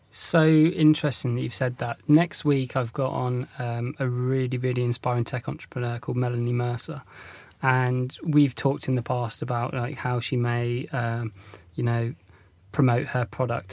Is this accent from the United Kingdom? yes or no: yes; North Devon, South West England, United Kingdom; when I was growing up in North Devon